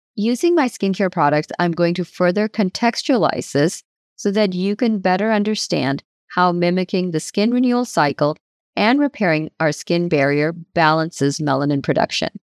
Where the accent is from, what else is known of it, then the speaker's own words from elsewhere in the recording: United States; I moved to the United States as a teenager in the early nineteen nineties